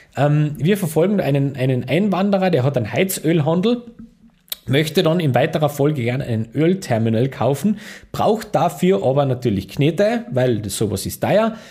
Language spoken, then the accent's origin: German; Austria; als Österreicher